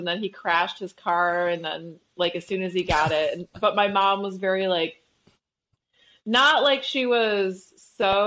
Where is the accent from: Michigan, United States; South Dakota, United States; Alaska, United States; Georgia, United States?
Michigan, United States; Flint; also born or lived in New York; I was born in Flint, Michigan, but we lived 15 minutes east of Flint